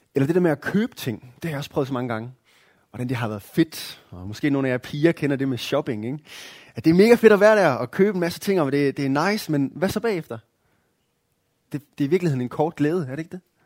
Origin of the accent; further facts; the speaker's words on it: Denmark; som danskere